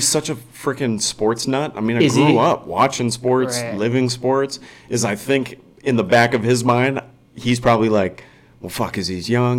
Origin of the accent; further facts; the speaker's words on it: Woodbury, Minnesota, United States; I grew up in Woodbury, went to school in Woodbury, never left Woodbury, and was freaking just born into this area, this privileged area.